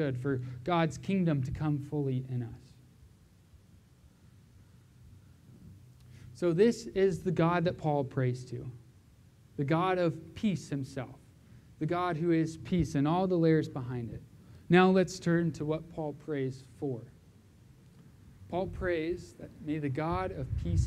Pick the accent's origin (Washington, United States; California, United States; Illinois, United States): California, United States; Southern; moved away; also born or lived in Vancouver; I grew up in Southern California